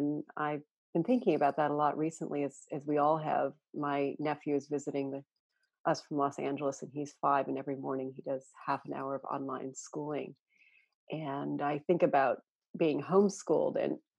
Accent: Telegraph Creek, British Columbia, Canada; moved away; also born or lived in Vermont, United States; I was born in Vermont. Okay. And I moved when I was a year old to Telegraph Creek, which even by our collective standards is pretty far north and pretty remote.

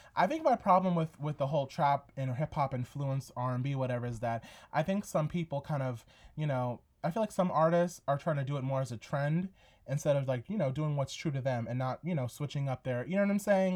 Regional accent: New York, United States; growing up in New York

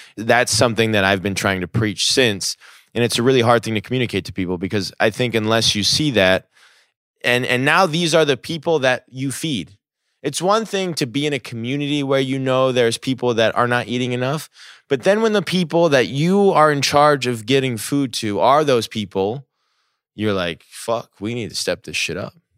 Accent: New Jersey, United States; I grew up in New Jersey.

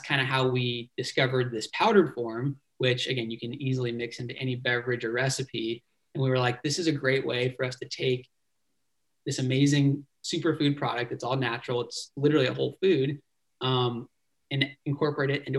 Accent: Dana Point, California, United States; I grew up down in Dana Point, Laguna Niguel area of Orange County.

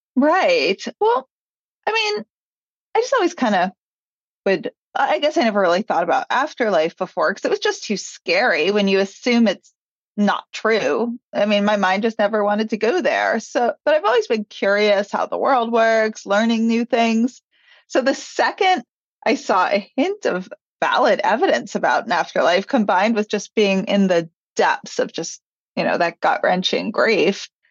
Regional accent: New York, United States; also born or lived in Los Angeles; I grew up in New York

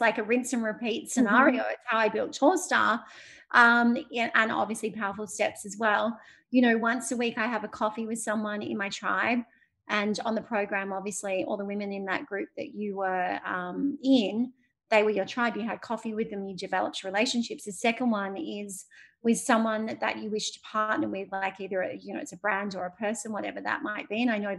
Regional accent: Sydney, New South Wales, Australia; my hometown, Sydney

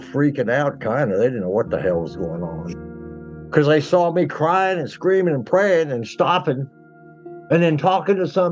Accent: Fort Worth, Texas, United States; also born or lived in New Jersey / Houston / Austin; I basically grew up in Fort Worth, went to high school there, went to Texas Tech.

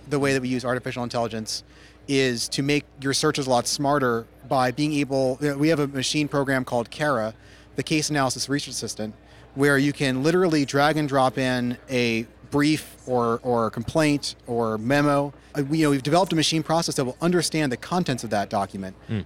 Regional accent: Silicon Valley, California, United States; I grew up in Silicon Valley as a coder for most of my life.

